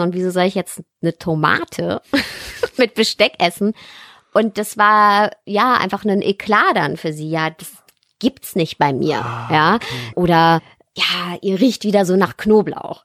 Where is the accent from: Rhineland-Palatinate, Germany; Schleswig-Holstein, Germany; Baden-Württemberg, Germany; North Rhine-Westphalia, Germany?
North Rhine-Westphalia, Germany; Ruhr area; eigentlich komme ich her aus dem Ruhrpott